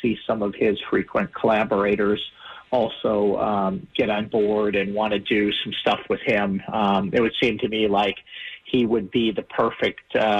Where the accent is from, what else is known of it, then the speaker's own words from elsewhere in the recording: Detroit, Michigan, United States; I grew up in Detroit